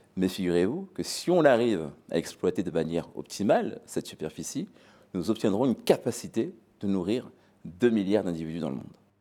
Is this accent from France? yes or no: no; DR Congo; moved away; mon pays d'origine